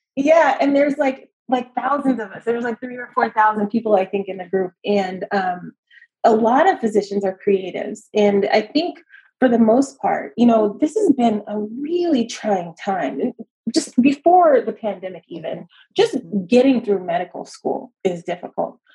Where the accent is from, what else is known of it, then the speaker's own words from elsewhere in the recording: Los Angeles, California, United States; moved away as an adult; now in San Francisco Bay Area, United States; I'm actually originally from Los Angeles, okay. Uh, Los Angeles County, all over